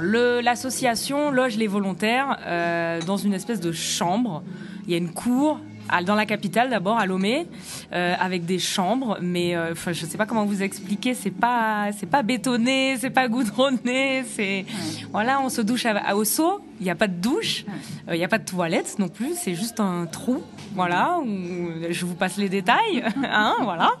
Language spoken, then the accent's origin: French; Guadeloupe; Je suis guadeloupéenne